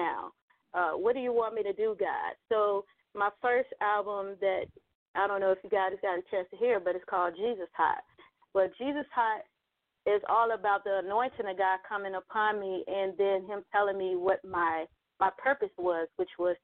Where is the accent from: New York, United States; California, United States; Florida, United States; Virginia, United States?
Virginia, United States; Richmond; moved away as an adult; also born or lived in Little Rock, Arkansas; now in Atlanta, United States; I was born in Little Rock, Arkansas, and I moved to Richmond, Virginia at a young age